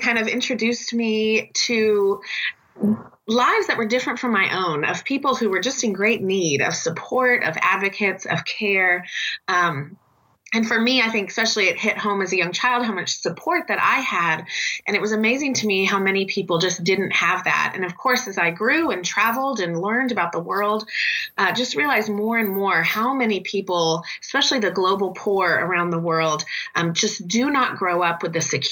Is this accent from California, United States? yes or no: yes; California, United States; I'm originally from California here in the U.S.